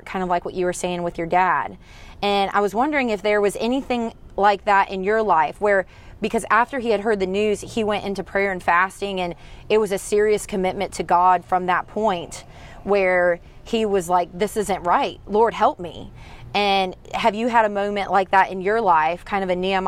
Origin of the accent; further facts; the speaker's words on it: Central Florida, United States; moved away; I grew up in Central Florida